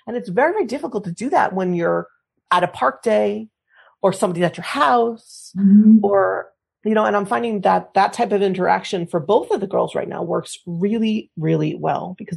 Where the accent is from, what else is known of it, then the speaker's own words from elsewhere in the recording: United States; now in Spain; I'm American